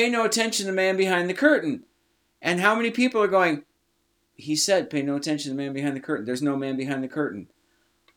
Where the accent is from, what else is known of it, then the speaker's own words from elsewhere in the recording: Iowa, United States; we're from Iowa, so here we have the University of Iowa Hawkeyes